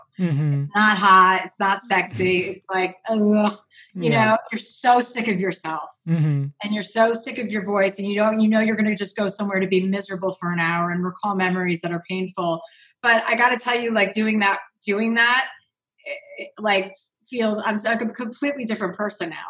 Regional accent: New Jersey, United States; I'm from New Jersey. I grew up with six kids.

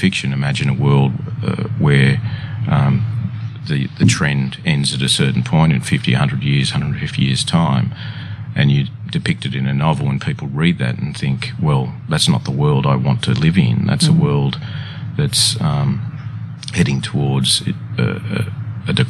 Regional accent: Sylvania, New South Wales, Australia; I grew up in Sylvania in the Sutherland Shire.

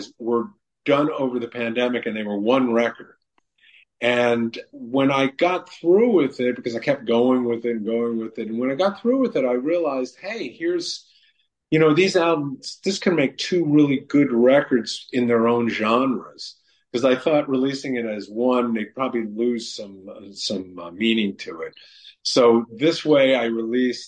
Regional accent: New York City, New York, United States; when I grew up in New York City

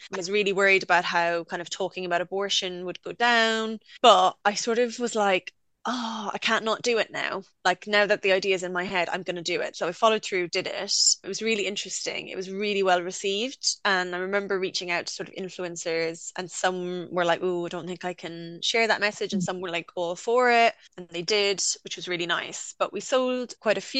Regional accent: Limerick, Munster, Ireland; moved away as an adult; now in United Kingdom; I went to art college in my hometown, Limerick School of Art and Design.

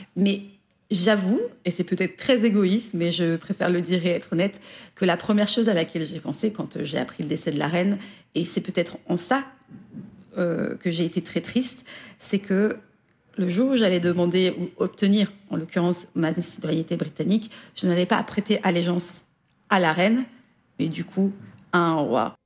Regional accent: France; also born or lived in Belgium; now in United Kingdom; je suis une française, j'ai ma culture française

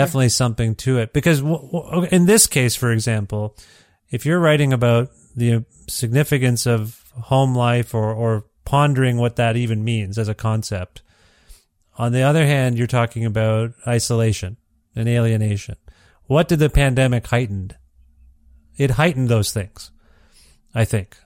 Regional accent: Ontario, Canada; moved away as an adult; also born or lived in Guelph, Ontario; I'm from Ontario

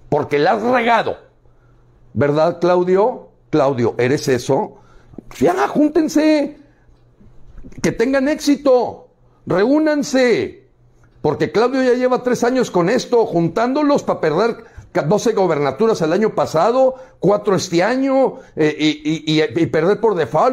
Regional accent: Mexico; Esos somos los mexicanos dignos, independientes

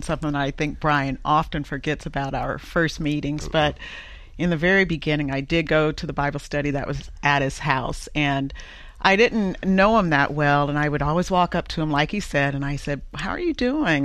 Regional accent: the South, United States; I'm from the South

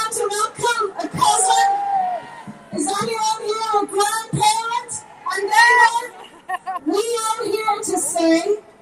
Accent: Tipperary, Munster, Ireland; I'm from Tipperary. I grew up in a little farm up Tip. I'm from Ireland.

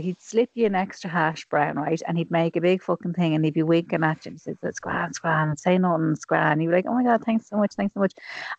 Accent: Ireland; we're Irish women

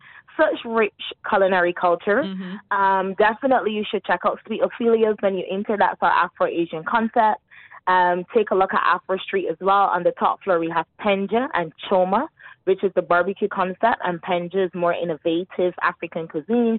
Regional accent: Barbados; now in Dubai, United Arab Emirates; I'm originally from Barbados

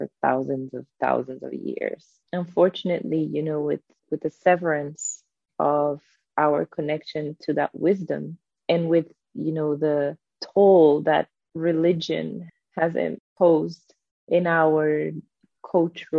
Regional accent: Brazil; now in New York, United States; I was born in Brazil

